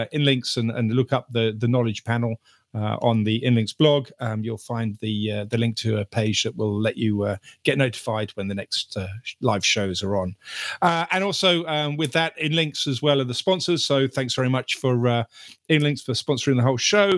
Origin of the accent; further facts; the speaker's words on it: United Kingdom; as a Brit